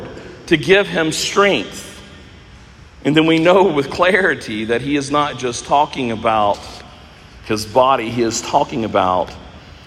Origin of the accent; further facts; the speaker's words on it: United States; being an American where we have so many riches